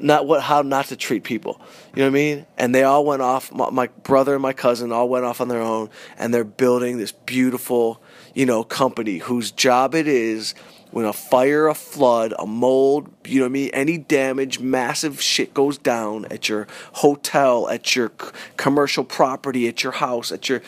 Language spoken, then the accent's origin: English; Las Vegas, Nevada, United States; We're in Vegas. Right. We grew up around Vegas.